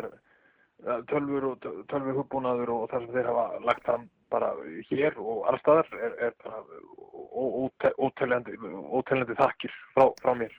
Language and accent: Icelandic; Kópavogur, Capital Region, Iceland; ég, ég er úr Kópavóginum